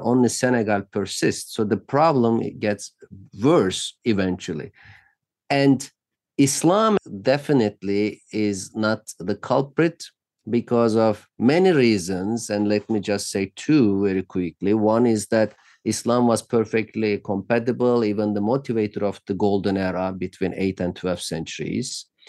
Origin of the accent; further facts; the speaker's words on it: Turkey; moved away as an adult; now in United States; since I grew up in Turkey